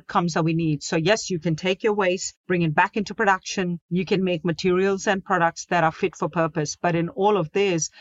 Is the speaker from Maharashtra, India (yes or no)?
yes; Mumbai, Maharashtra, India; now in Sydney, Australia; I was born in Mumbai.